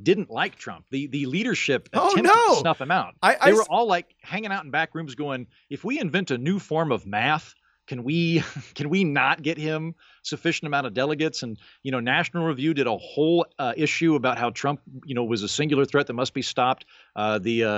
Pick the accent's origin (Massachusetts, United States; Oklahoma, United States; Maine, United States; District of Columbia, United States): Oklahoma, United States; in Oklahoma, my home state